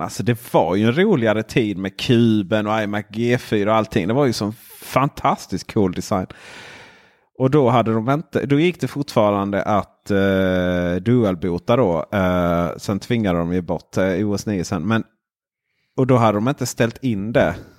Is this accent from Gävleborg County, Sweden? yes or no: no; Blekinge, Sweden; moved away; also born or lived in Växjö; jag kom ju från Blekinge